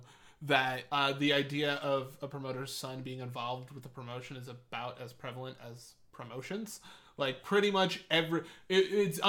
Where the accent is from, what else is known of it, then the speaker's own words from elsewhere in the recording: England, United Kingdom; I'm English